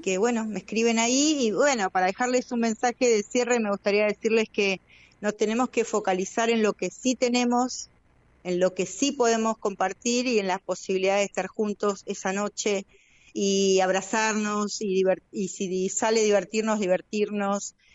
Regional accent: Chos Malal, Neuquén, Argentina; acá en Chosmalán no, yo soy de Chosmalán

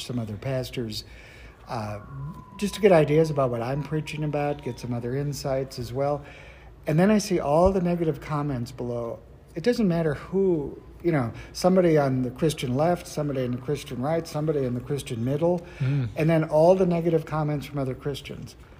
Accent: North Dakota, United States; moved away; I was from North Dakota, not South Dakota

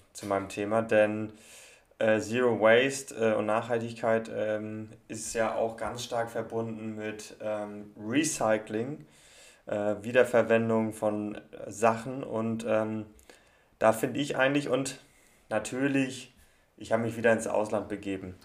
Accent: Kiel, Schleswig-Holstein, Germany; Ich bin, bin ja Kieler und wohne auch in, noch in Kiel

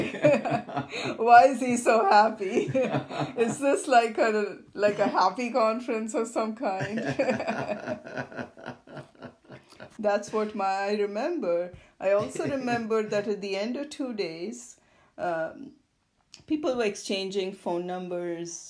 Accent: India; moved away; when I grew up in India

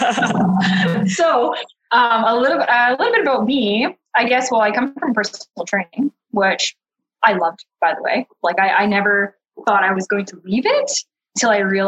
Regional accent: Thunder Bay, Ontario, Canada; moved away as an adult; Born and raised in Thunder Bay, tiny

